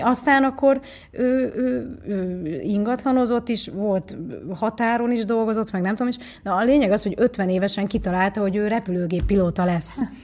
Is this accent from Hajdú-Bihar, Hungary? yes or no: no; Pécs, Baranya, Hungary; also born or lived in Nagykanizsa, Zala, Hungary; Pécsre költöztünk mi is